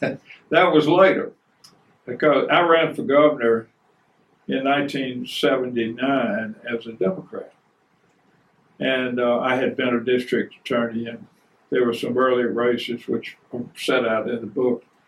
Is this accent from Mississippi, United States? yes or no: yes; Madison County, Mississippi, United States; when I ran for uh, the county prosecutor in uh, Madison County, Mississippi, when I came back from the Army in uh, 1966